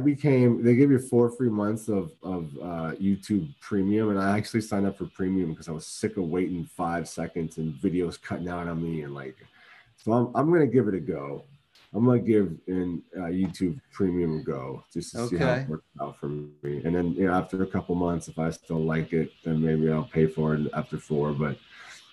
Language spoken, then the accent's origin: English; East Coast, United States; moved away; When I was growing up on the East Coast